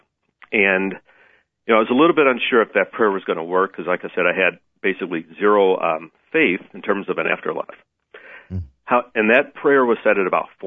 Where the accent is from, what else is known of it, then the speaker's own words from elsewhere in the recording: Chicago, Illinois, United States; originally I'm from Chicago. That's where I was born and raised.